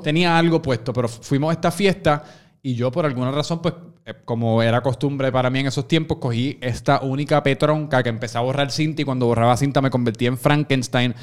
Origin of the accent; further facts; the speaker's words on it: Puerto Rico; nosotros, obviamente, como buenos puertorriqueños